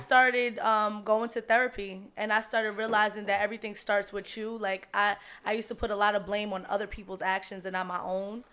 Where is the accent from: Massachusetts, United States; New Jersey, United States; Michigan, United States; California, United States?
New Jersey, United States; Jersey City; I'm born and raised in Jersey City